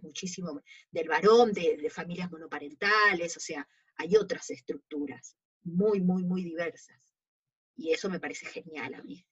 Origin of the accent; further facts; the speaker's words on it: Buenos Aires, Argentina; Yo nací acá en Capital Federal, yo actualmente vivo en Caballito y de casualidad nací en un hospital que ya no está más, cerca de acá. Yo, vivía en San Telmo de jovencita, hasta los 7 años. Y después me mudé a Caballito de chica.